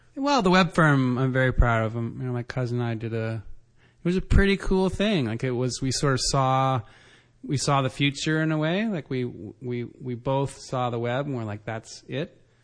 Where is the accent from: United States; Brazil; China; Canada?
Canada; also born or lived in Ottawa / Vancouver; I'm Canadian